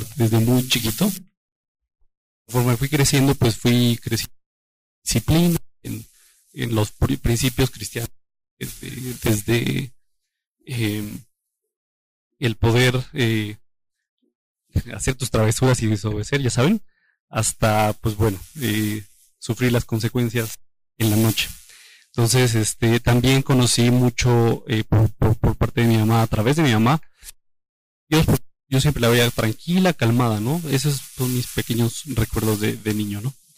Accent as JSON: {"language": "Spanish", "town": "Toluca", "region": "State of Mexico", "country": "Mexico", "said": "yo soy de Toluca y de la iglesia de Toluca"}